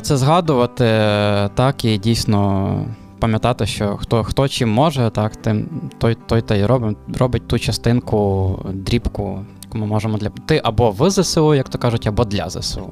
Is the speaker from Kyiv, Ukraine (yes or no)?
no; Khmelnytskyi, Khmelnytskyi Oblast, Ukraine; я з Хмельницького сам